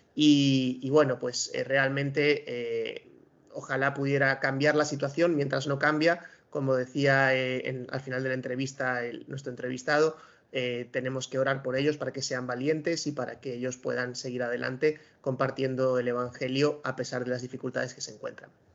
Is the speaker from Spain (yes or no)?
yes; Spain